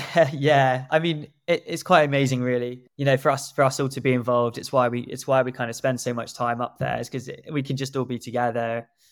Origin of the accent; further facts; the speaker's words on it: South Africa; moved away; my home country, South Africa